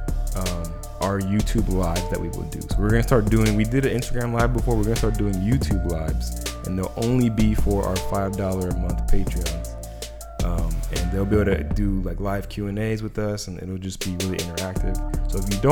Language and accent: English; United States